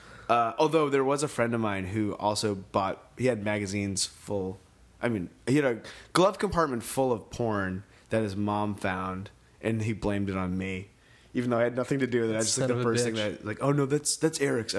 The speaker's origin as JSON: {"language": "English", "region": "Maine", "country": "United States", "tie": "born or raised there", "moved": "yes", "said": "I grew up in Maine, like not close to Canada, but close enough that we had a French channel"}